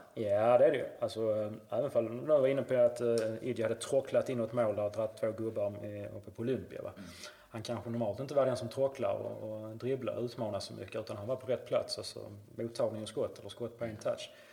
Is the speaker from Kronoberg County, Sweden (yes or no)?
no; Malmö, Skåne, Sweden; also born or lived in St. Louis, United States; jag var ju Husikille, spelade till Husie egentligen från jag var sju år till jag var 23